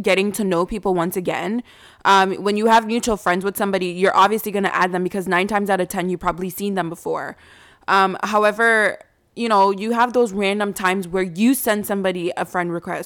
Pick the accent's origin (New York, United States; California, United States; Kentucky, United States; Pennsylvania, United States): New York, United States; now in Canada; I'm not originally from Canada. Like, I was raised in New York